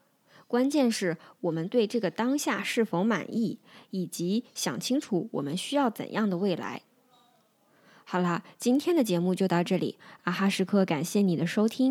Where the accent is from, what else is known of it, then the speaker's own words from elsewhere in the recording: Northeast China, China; now in Guangzhou, China; 我现在通常会用在广州生活的东北人。东北是我的老家，我的过去，但广州是我的现在。